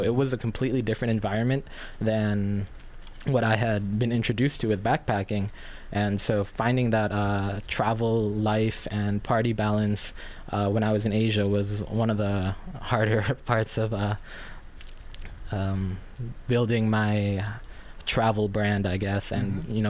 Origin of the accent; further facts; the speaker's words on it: New York, United States; also born or lived in Philippines; So I was born in the Philippines in 1994, and 3 short years later, my family and I immigrated to New York, and that's kind of, I vaguely remember the Philippines, but I grew up with such a Filipino upbringing